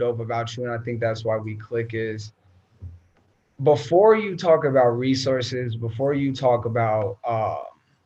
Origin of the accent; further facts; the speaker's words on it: Denver, Colorado, United States; I grew up in the East Side